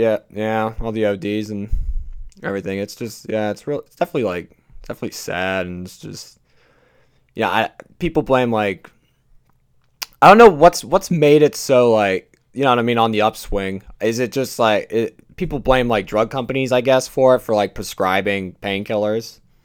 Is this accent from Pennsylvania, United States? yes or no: yes; Pennsylvania, United States; my home state of Pennsylvania